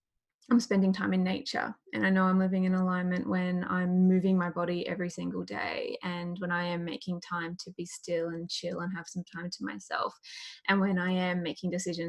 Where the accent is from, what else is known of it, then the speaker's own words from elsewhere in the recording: Australia; I'm Australian